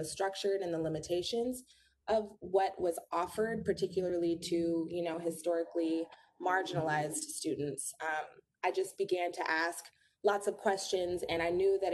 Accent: Los Angeles, California, United States; moved away as an adult; also born or lived in New York; born and raised in Los Angeles, California

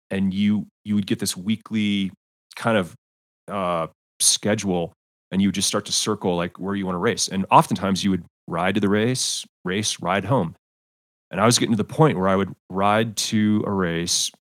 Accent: United States; also born or lived in Belgium; I'm an American

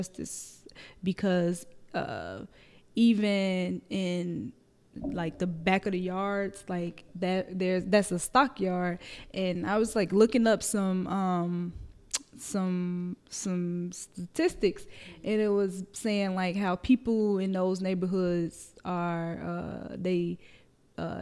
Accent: Chicago, Illinois, United States; the Bronzeville that I grew up in is different from the Bronzeville that I like work in now

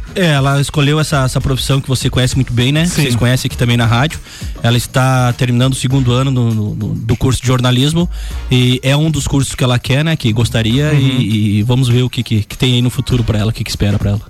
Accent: Lages, Santa Catarina, Brazil; Sou de Lages

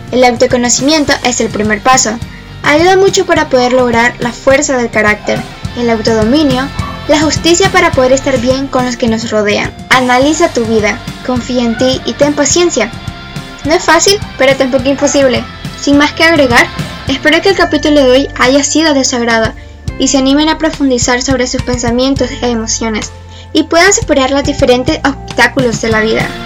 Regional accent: Managua, Nicaragua; born there; tengo 14 años, nací en Managua, Nicaragua el 1 de noviembre.

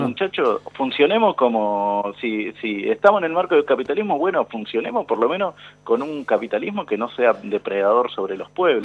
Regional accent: Lanús, Buenos Aires Province, Argentina; yo soy de Lanús

